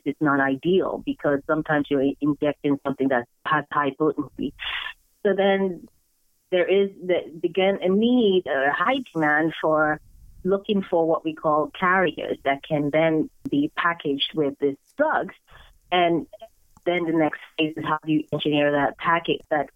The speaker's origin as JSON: {"language": "English", "country": "Nigeria", "tie": "born or raised there", "moved": "yes", "lives_now": "United States", "said": "growing up in Nigeria, where most kids are exposed to sciences and science is celebrated"}